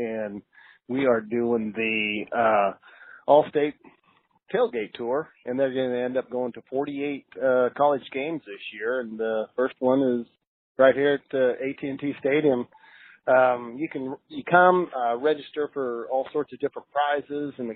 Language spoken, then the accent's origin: English; Nebraska, United States; growing up in Nebraska